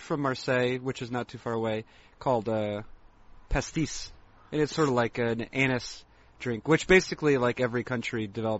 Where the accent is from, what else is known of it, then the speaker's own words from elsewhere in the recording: East Coast, United States; moved away; also born or lived in Seattle / Montana; I know that in the East, when I grew up in the East Coast, and Twizzlers were the more famous.